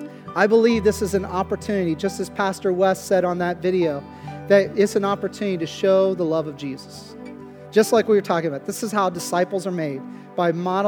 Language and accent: English; Pennsylvania, United States; remembering their puzzlement when we were telling them we're from Pennsylvania, down in New Orleans, serving and helping their homes be put back in some kind of shape